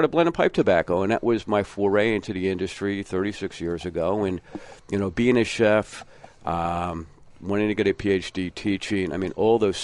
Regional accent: Philadelphia, Pennsylvania, United States; I'm born and raised in Philly

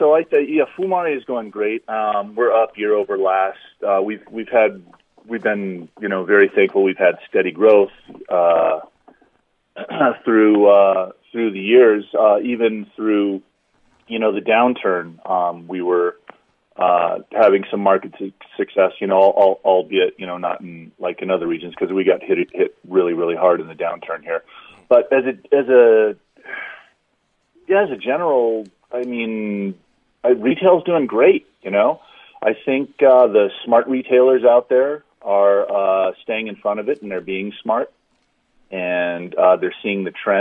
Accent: Las Vegas, Nevada, United States; now in Reno, United States; I grew up in Las Vegas

